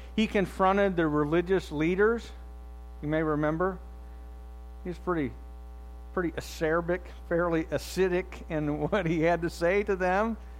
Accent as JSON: {"language": "English", "country": "United States", "tie": "born or raised there", "said": "my life growing up in the United States of America"}